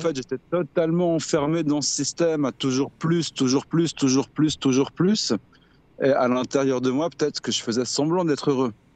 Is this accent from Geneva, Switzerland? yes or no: no; Lausanne, Vaud, Switzerland; je viens de Suisse, je viens de Lausanne.